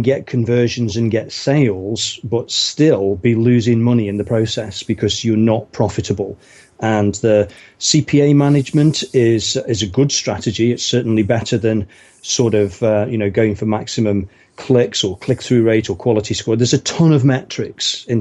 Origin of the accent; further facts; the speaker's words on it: United Kingdom; now in Windsor, United Kingdom; Originally from sort of the Midlands in England, which is kind of up north from here.